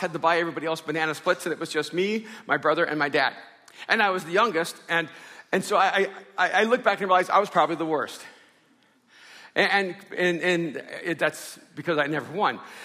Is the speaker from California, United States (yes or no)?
no; Miami, Florida, United States; also born or lived in El Salvador; grew up in Miami when I came over from El Salvador